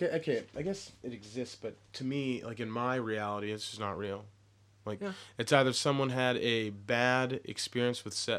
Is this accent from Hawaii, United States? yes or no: no; Portland area, Oregon, United States; also born or lived in Texas; I was born in Texas and then right. moved up here. So I was in the Portland area